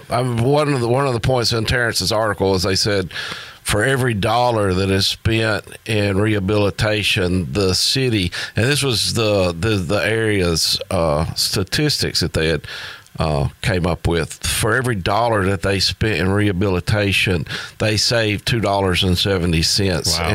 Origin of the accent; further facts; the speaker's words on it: United States; being an American